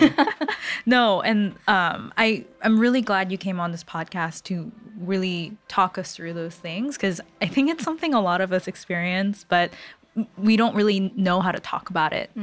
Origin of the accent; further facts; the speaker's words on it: California, United States; I'm from California